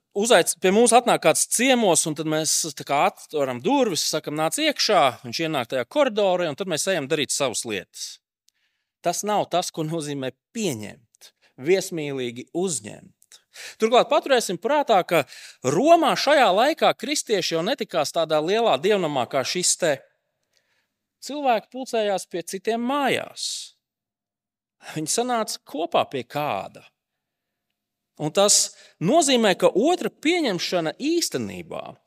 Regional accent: Latvia; esam tomēr latvieši

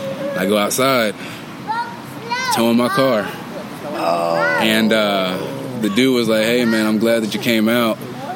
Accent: Dayton, Ohio, United States; I came from Dayton, Ohio.

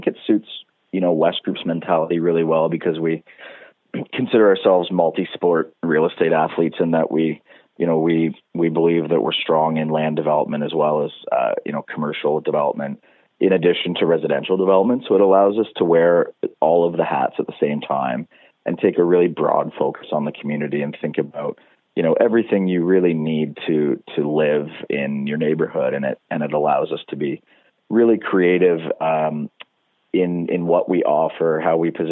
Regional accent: Ontario, Canada; moved away as an adult; also born or lived in Toronto, Canada; now in Vancouver, Canada; I grew up in Ontario

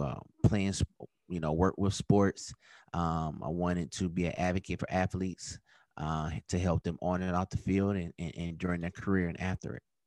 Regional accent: Atlanta, Georgia, United States; also born or lived in Virginia; my hometown team

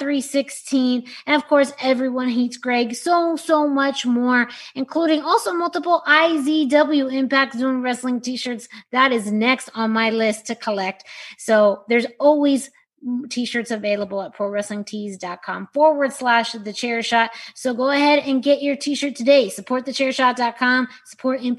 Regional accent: Southwest, United States; kid growing up in the Southwest

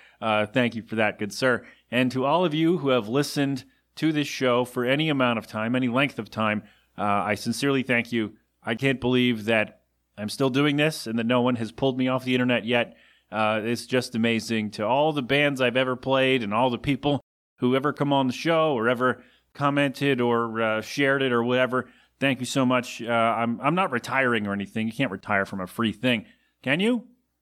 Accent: Philadelphia, Pennsylvania, United States; my hometown.

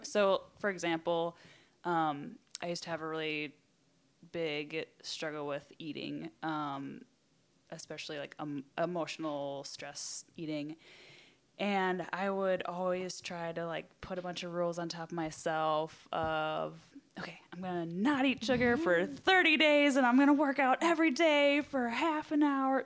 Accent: Wisconsin, United States; I hail from Wisconsin

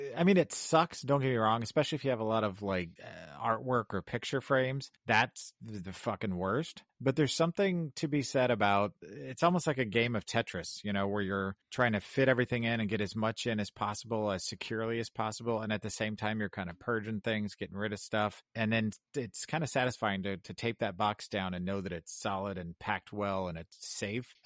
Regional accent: Kansas City, United States; moved away as an adult; also born or lived in Chicago / Colorado; now in Illinois, United States; I grew up in Kansas City and and I lived in the same house for all 18 years that I lived there.

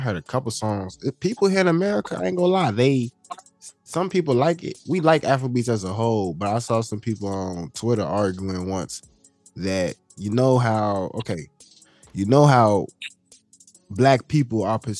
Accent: Ghana; being Ghanaian, being half and half, I don't have no type of discredit or dislikeness toward any of my people because I'm both.

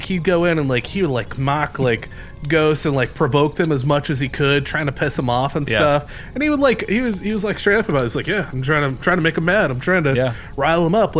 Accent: Indiana, United States; We're from Indiana. And this is from Gary, Indiana.

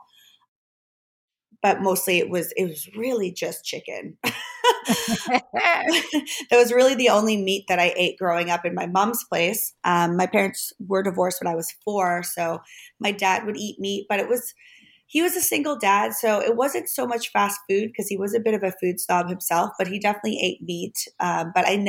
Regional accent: Germany; I grew up in Germany.

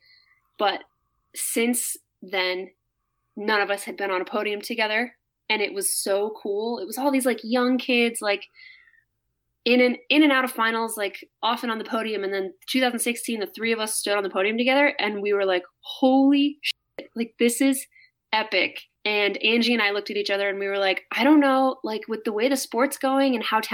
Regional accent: Hudson, Wisconsin, United States; also born or lived in Las Vegas; now in Salt Lake City, United States; growing up in Hudson, Wisconsin

